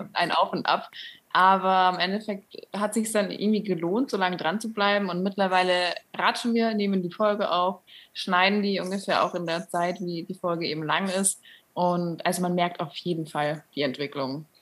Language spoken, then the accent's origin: German; near Munich, Bavaria, Germany; Ich komme auch nicht direkt aus München, ähm, aber in der Nähe, näheren Umgebung.